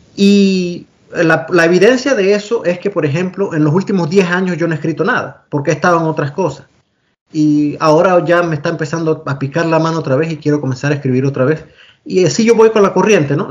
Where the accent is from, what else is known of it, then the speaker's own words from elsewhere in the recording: La Villa de Los Santos, Los Santos, Panama; moved away as an adult; also born or lived in Panama City, Panama / Boston, United States; now in Australia; nací y crecí en Panamá, soy panameño